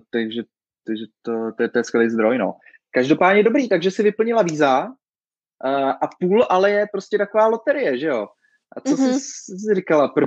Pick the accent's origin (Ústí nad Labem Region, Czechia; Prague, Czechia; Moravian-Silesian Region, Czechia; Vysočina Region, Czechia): Ústí nad Labem Region, Czechia; Děčín; No, my jsme z Děčína, takže to tam jako ze severu trošku známe, ten most.